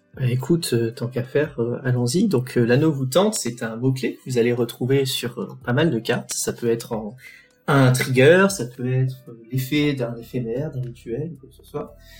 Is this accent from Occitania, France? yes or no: yes; Toulouse, Occitania, France; now in Reims, France; je suis de Toulouse